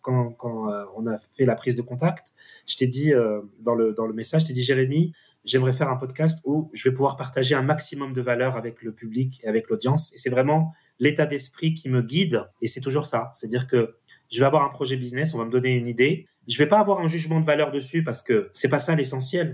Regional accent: France; en tant que, en tant que petit français

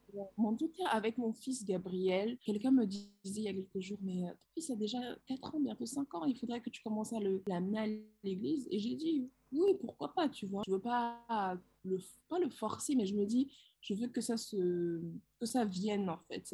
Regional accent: Benin; moved away as an adult; also born or lived in London; C'est notre pays, le Bénin, c'est mon pays, le Bénin.

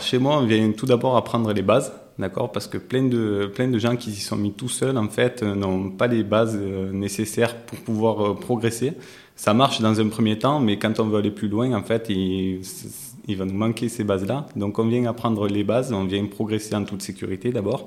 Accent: Marseille, Provence-Alpes-Côte d'Azur, France; non loin de là où j'ai grandi, donc je suis natif d'à côté, euh, des quartiers nord de Marseille

